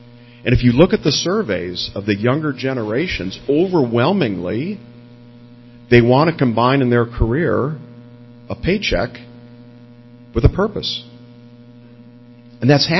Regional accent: Chicago, Illinois, United States; moved away as an adult; now in Silicon Valley, United States; I'm from Chicago, actually. I moved to Silicon Valley right after graduating from school and have been there ever since

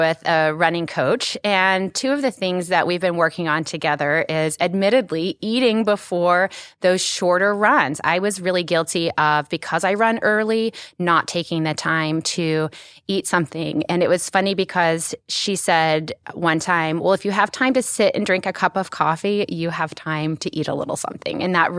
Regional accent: Dallas, Texas, United States; moved away as an adult; also born or lived in Oklahoma City area; now in Oklahoma City, United States; So I'm actually from Dallas originally

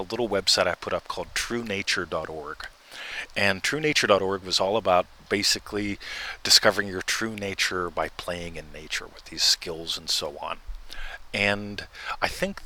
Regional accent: United States; moved away as an adult; now in Australia; I'm an immigrant to Australia. I was born in America, and I came over here in 2010

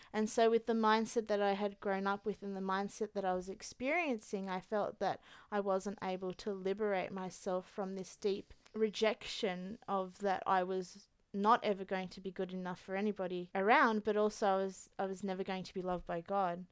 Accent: Australia; So the year that my mum came to Australia, the year I was born. So I was her first Australian baby.

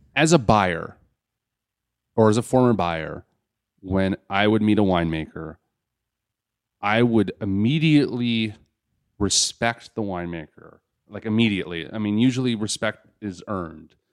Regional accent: Los Angeles, California, United States; I was born in Los Angeles

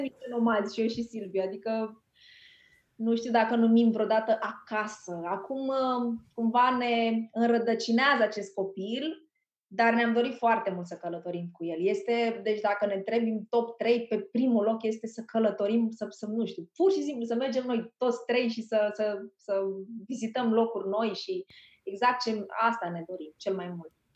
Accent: Tulcea, Tulcea County, Romania; moved away; m-am născut în Tulcea, era un orășel pe vremea, acum s-a mai extins era orașul meu natal

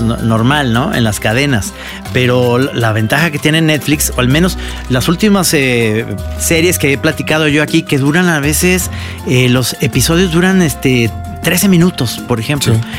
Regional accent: Guadalajara, Jalisco, Mexico; somos los tapatíos

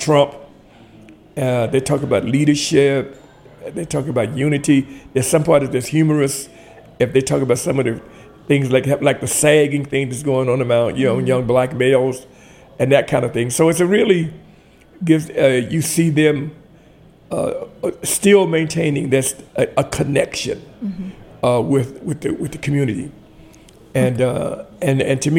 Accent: Tuskegee, Alabama, United States; also born or lived in Columbus, Georgia; now in Washington, D.C., United States; I was raised mostly in Tuskegee, Alabama

